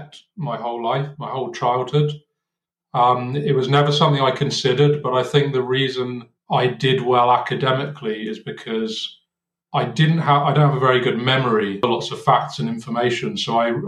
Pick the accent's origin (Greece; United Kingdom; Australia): United Kingdom; Cornwall, South West England; moved away as an adult; I grew up in Cornwall in the UK.